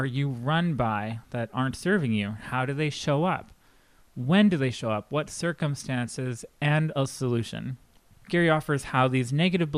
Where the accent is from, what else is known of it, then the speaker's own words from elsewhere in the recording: Canada; being a Canadian